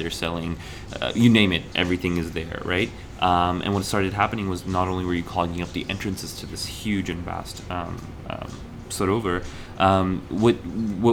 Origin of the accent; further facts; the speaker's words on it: Kurukshetra, Haryana, India; I'm from Kurukshetra